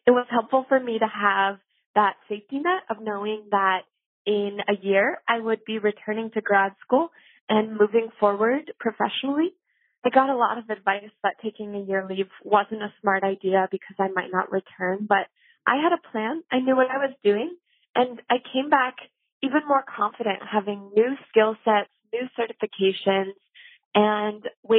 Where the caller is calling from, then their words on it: Providence, Rhode Island, United States; I'm calling from Providence, Rhode Island